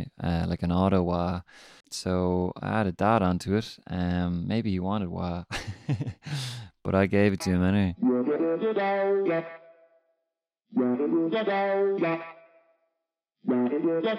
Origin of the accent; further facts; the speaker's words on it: Ireland; also born or lived in Dublin; I'm an Irish soul artist based around Dublin